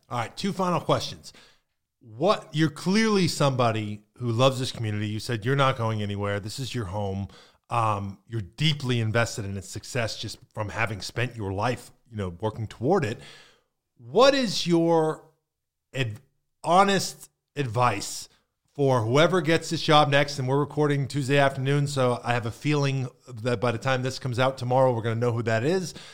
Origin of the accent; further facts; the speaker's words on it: Northeast, United States; now in Manatee County, United States; I grew up in the Northeast